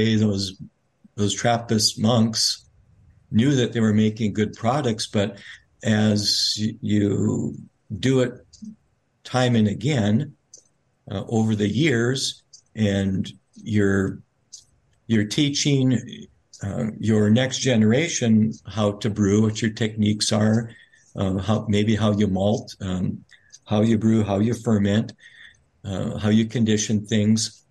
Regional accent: Grand Forks, North Dakota, United States; moved away as an adult; now in Mount Angel, United States; I come from North Dakota, Grand Forks, North Dakota, a town of about 40,000 people

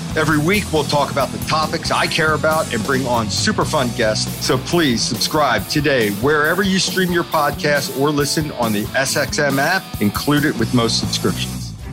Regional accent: United States; also born or lived in Brooklyn, New York; growing up in, in New York, New Jersey

